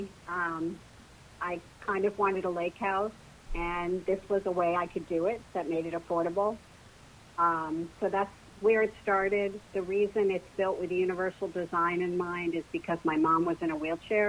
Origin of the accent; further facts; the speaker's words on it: New Jersey, United States; moved away as an adult; now in Plano, Texas, United States; I currently live in Plano, Texas, and I'm originally from New Jersey. You can probably tell by the way I speak